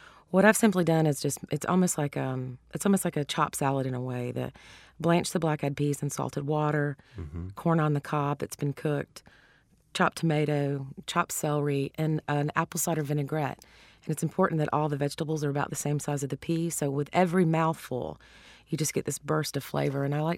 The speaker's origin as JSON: {"language": "English", "region": "Georgia", "country": "United States", "tie": "born or raised there", "also_born_or_lived": "Louisiana", "accent": "Southern", "said": "Well, you can tell from my accent, of course, that I'm Southern and yes. grew up in Georgia and in Louisiana."}